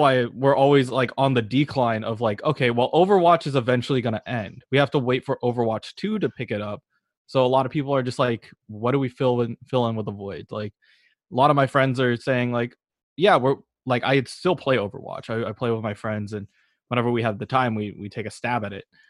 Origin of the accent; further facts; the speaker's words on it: Berkeley, California, United States; I'm originally from Berkeley